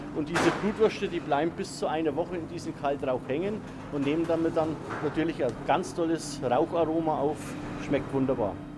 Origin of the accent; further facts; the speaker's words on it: Franconia, Bavaria, Germany; bei uns in Franken